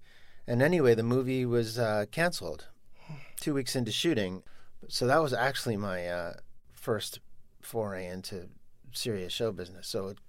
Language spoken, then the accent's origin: English; New York, United States; growing up in New York